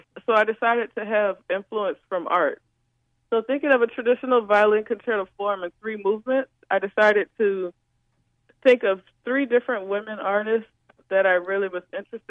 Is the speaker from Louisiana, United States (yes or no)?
yes; New Orleans, Louisiana, United States; Growing up in New Orleans